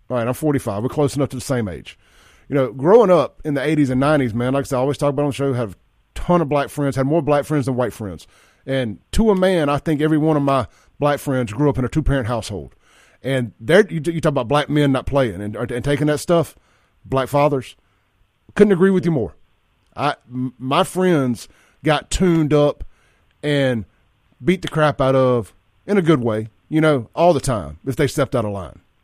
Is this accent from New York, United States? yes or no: no; Jackson, Mississippi, United States; my buddy Chance Shepherd, who I grew up with over in South Jackson back in the day